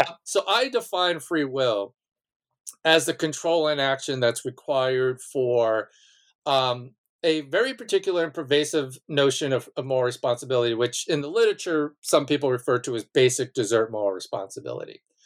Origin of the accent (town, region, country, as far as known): Malverne, New York, United States; born or raised there